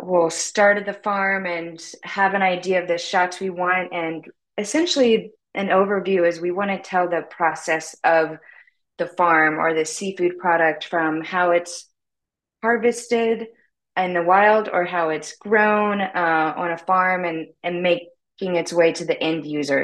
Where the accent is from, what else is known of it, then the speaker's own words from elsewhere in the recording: Louisiana, United States; moved away as an adult; now in Miami, United States; I am currently in Miami, Florida, but I grew up, was born and raised in Louisiana